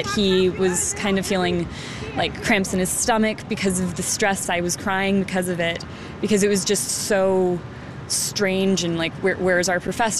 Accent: Atlanta, Georgia, United States; now in Chicago, United States; I am a film student at Columbia College. I'm from Atlanta originally.

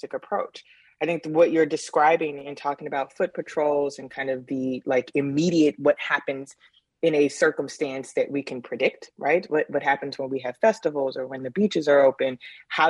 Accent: Chicago, Illinois, United States; a kid growing up in Cabrini

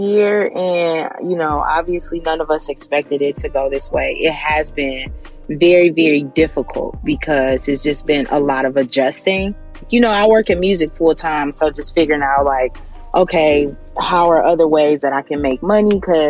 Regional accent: Gary, Indiana, United States; I'm originally from Gary, Indiana.

